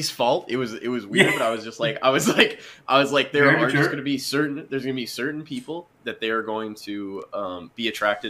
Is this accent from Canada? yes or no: yes; Canada